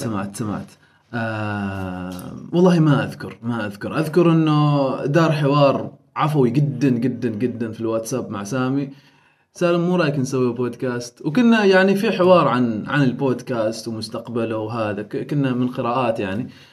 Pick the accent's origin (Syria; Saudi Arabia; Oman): Oman; نحن كعمانيين